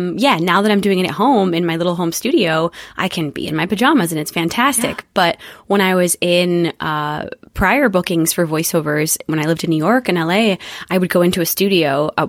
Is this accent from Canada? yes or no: no; London, United Kingdom; born there; So yeah, I was born in London. My parents met there. Mom moved over from Brazil.